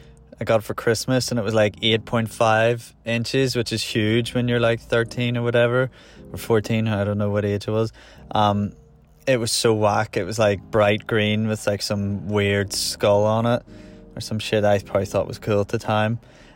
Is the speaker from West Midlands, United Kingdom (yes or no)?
no; Belfast, Northern Ireland, United Kingdom; now in Randallstown, United Kingdom; I'm from Belfast, but now I live in a wee town called Randallstown, north of Belfast.